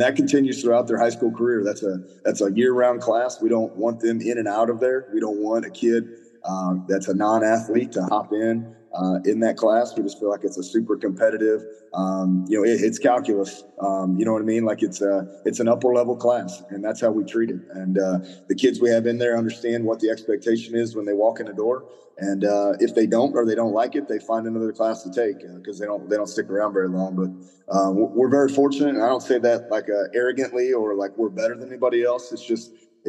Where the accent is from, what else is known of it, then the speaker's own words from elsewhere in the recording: Lexington, Missouri, United States; I was a head coach at Lexington, Missouri, my hometown, for 1 year.